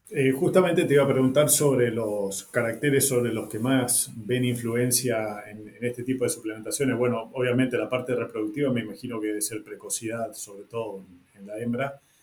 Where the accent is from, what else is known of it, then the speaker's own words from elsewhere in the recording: northern Argentina, Argentina; el norte de donde vengo yo